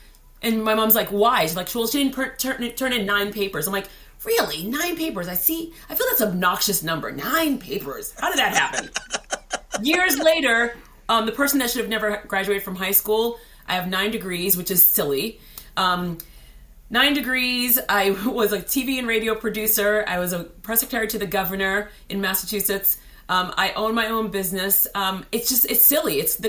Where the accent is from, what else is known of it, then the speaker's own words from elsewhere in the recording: Haiti; And so born and raised in Haiti, the curious kid, literally like my parents would just say like, I go, we're afraid that she's going to get kidnapped because I would just wander.